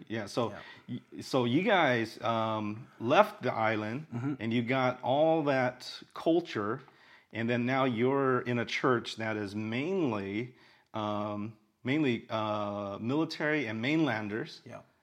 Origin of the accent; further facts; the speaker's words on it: Orange County, California, United States; now in Honolulu, United States; Orange County, where I'm from